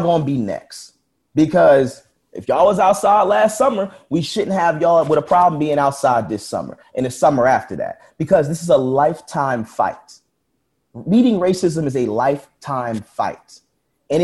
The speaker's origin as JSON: {"language": "English", "town": "Philadelphia", "region": "Pennsylvania", "country": "United States", "said": "being a Philadelphian, especially my generation of Philadelphian"}